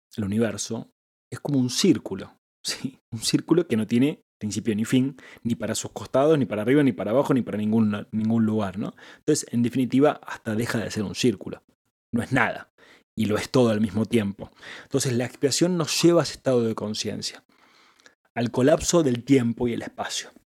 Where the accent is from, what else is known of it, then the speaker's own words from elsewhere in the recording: Argentina; yo soy el esposo de Angie, yo soy emprendedor, yo soy hombre, yo soy argentino